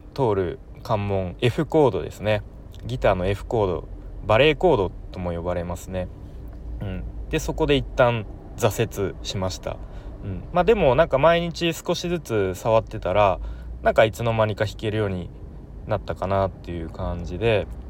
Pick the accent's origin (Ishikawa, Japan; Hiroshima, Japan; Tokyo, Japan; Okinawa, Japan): Tokyo, Japan; Nerima; moved away as an adult; now in Aichi, Japan; 東京の練馬区というところ出身です